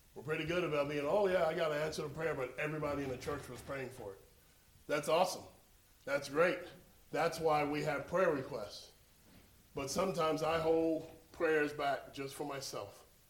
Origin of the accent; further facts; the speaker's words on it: Florida, United States; we're from Florida